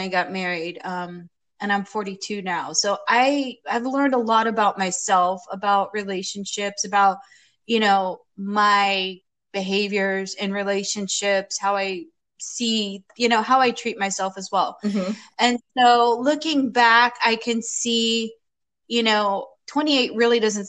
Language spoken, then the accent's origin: English; Florida, United States; also born or lived in New York City, United States; now in Portland, United States; I'm from New York City. I grew up in Florida, moved back to New York City